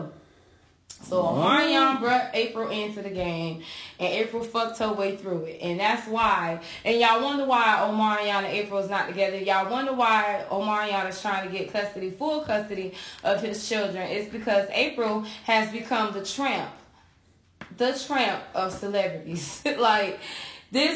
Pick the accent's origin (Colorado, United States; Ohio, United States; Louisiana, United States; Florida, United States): Florida, United States; Dade City; also born or lived in Sodus, New York; my hometown has the worst name here in Tampa